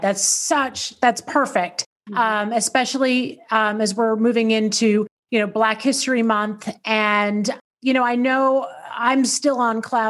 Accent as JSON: {"language": "English", "region": "Tennessee", "country": "United States", "tie": "born or raised there", "said": "I grew up in Tennessee"}